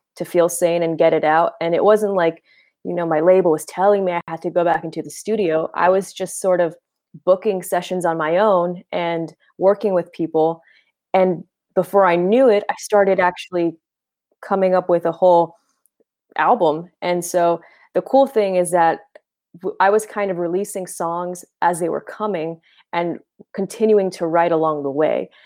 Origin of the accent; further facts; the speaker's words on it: Boston, Massachusetts, United States; now in Los Angeles, United States; I'm from Boston originally. I live in L A now.